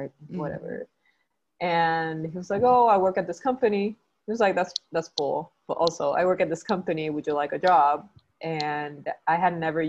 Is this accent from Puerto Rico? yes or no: yes; Puerto Rico; I am from Puerto Rico, and I've lived and studied and worked in Puerto Rico my whole life.